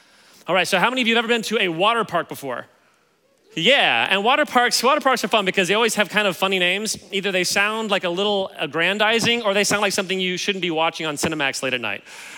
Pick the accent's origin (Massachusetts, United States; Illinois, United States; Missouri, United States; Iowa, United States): Missouri, United States; Kansas City; Yeah, so I grew up in Kansas City.